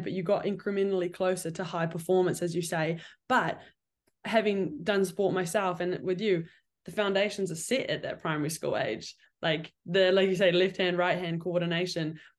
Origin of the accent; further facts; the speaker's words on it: New Zealand; I'm from New Zealand